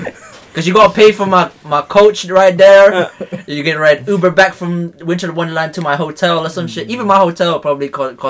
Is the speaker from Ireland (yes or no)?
no; Philippines; moved away; "From the Philippines."